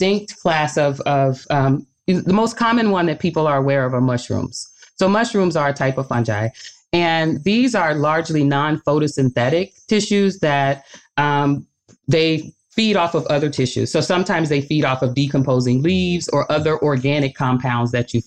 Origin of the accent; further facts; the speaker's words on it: Arkansas, United States; now in Michigan, United States; I grew up in Arkansas